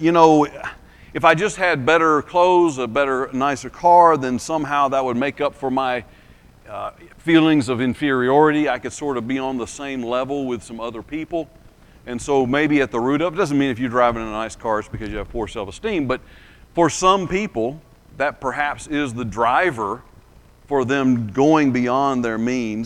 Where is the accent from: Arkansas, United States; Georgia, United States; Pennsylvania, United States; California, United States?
Georgia, United States; Lee County, southwest; now in Alabama, United States; So I live in Alabama, but I grew up in southwest Georgia, in Lee County, which is near Albany